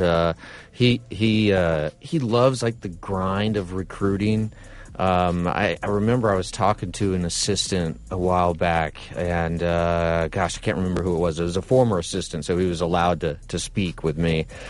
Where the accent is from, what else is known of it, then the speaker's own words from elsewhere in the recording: Nebraska, United States; now in Alabama, United States; I'm from Nebraska